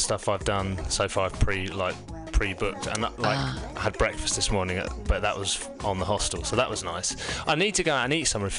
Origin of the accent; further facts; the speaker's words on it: England, United Kingdom; We're close because I'm English, so.